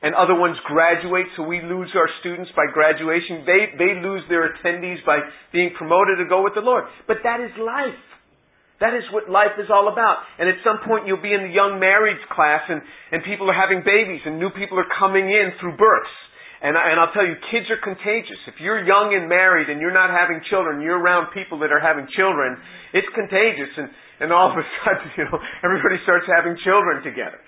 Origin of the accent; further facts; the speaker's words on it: New York, United States; moved away as an adult; also born or lived in South Carolina; I was from New York